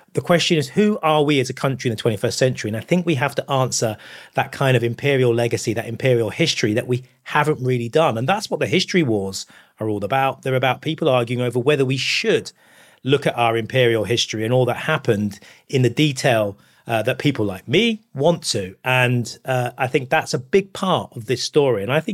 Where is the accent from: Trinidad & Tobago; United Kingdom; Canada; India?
United Kingdom; I'm British. I love being British.